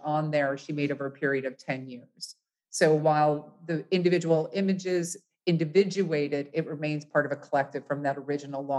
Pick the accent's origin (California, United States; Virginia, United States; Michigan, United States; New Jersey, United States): California, United States; Los Angeles; moved away as an adult; now in Seattle, United States; I'm from Los Angeles